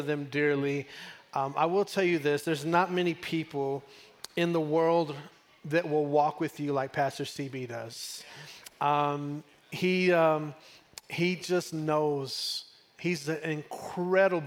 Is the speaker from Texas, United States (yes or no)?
yes; Texas, United States; I'm from Texas